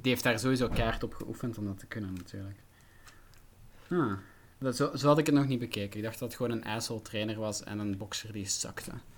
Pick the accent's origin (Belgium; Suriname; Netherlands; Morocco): Belgium; Flanders; ik ben geen Vlaming, ik ben Brabander